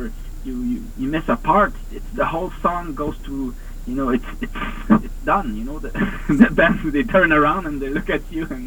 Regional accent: Montreal, Quebec, Canada; I'm from Montreal

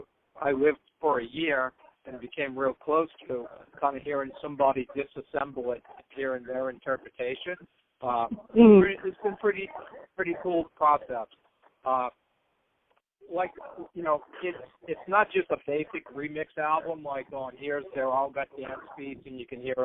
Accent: New Orleans, Louisiana, United States; I'm from New Orleans and, you know, have friends and relatives

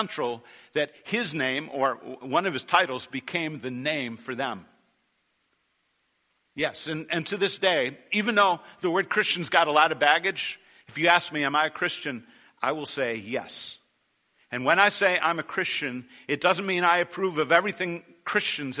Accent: United States; I'm an American

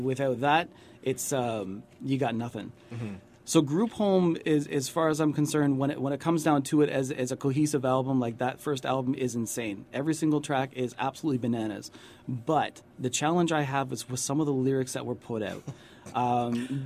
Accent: London, Ontario, Canada; born or raised there; now in Toronto, Canada

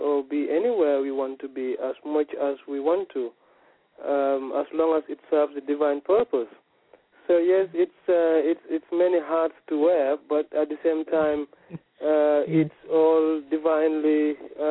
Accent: Gambia; I was born in the Gambia

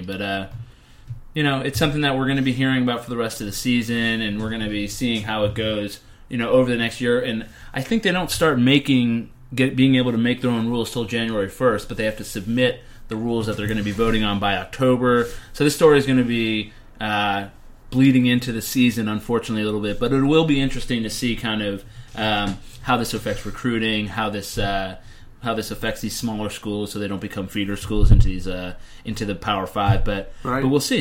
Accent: Northeast, United States; growing up in the Northeast

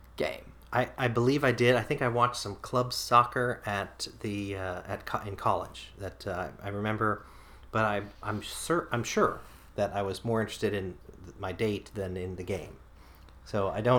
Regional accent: United States; now in Japan; as an American

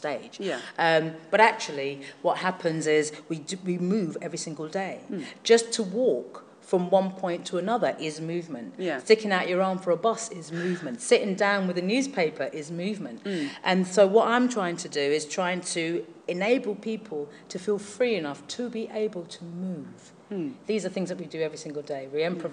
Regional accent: London, United Kingdom; I come from Hackney in East London

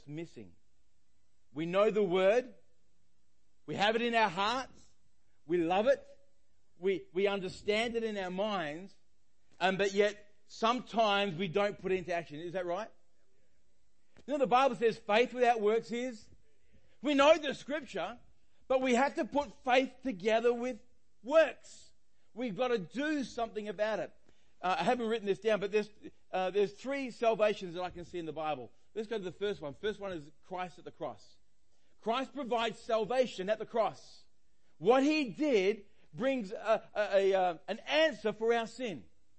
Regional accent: Australia; I'm Australian

